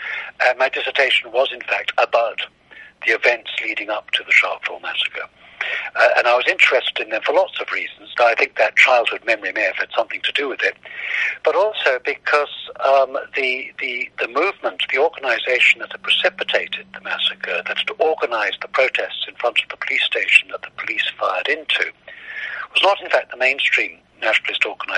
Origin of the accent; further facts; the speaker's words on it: Kano, Kano State, Nigeria; I grew up in West Africa. My parents worked in West Africa. We lived in Nigeria when I was a kid.